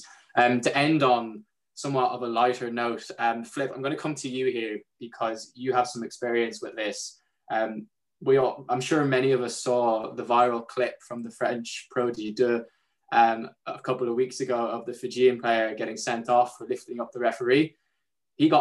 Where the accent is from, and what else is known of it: Ireland; accent: Irish